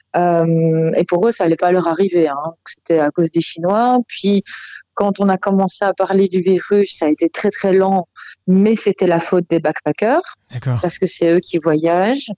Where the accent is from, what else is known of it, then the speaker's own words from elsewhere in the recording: Belgium; now in Australia; quand j'étais chez moi en Belgique. Hein, je suis belge